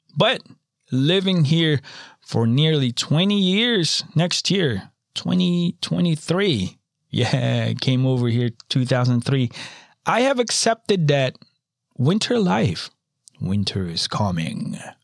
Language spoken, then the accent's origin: English; Philippines; moved away; I'm a tropical boy. I was born in the Philippines